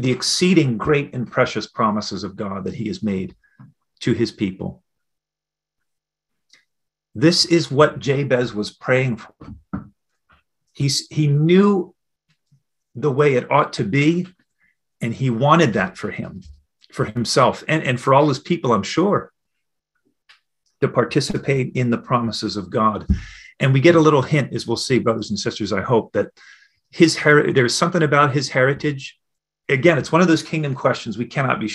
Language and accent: English; New Jersey, United States; moved away; I grew up in the United States, in New Jersey